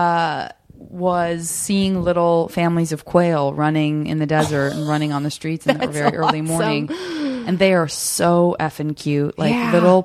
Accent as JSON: {"language": "English", "town": "Tucson", "region": "Arizona", "country": "United States", "tie": "born or raised there", "said": "I'm from Arizona"}